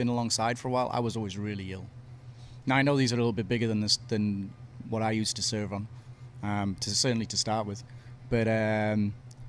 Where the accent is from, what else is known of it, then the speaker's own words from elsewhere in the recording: United Kingdom; moved away as an adult; also born or lived in Australia; now in Galveston, United States; Originally from the UK